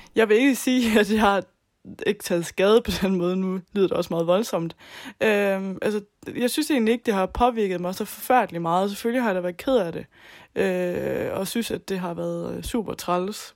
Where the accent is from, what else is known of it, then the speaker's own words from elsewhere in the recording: Southern Jutland, Southern Denmark, Denmark; moved away; Jeg kommer oprindeligt fra Sønderjylland, og boede hjemme med mine forældre